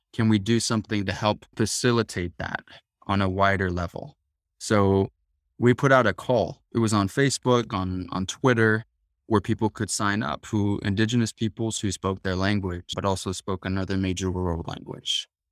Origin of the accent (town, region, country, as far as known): Tucson, Arizona, United States; born or raised there